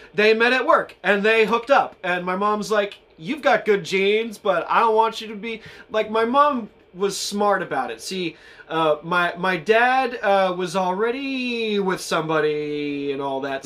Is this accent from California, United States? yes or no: yes; Los Angeles, California, United States; moved away as an adult; also born or lived in New York City; now in Oklahoma, United States; I grew up in California, LA, 818.